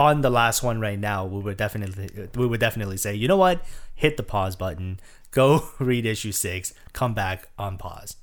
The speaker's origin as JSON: {"language": "English", "country": "Taiwan", "said": "I'm from Taiwan"}